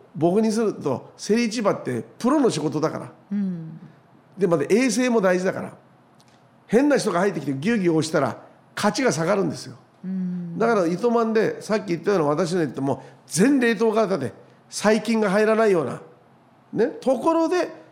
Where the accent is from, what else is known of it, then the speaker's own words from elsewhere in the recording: Okinawa, Japan; 私たち沖縄県民